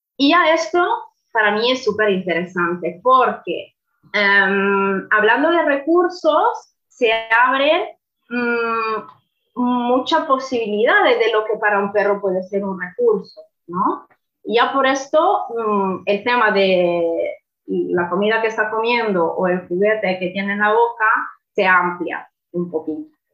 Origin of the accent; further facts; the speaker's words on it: Italy; Spanish is a second language; now in Fuerteventura, Spain; soy italiana, no soy española